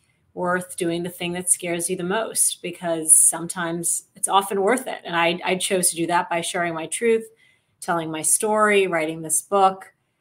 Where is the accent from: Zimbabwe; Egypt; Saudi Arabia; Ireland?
Saudi Arabia; also born or lived in Michigan, United States; I grew up in Saudi Arabia, I'm a product of an Indian father and a Pakistani mother, two countries that are often in conflict with each other. I was born in Michigan, and you know, raised as an American Muslim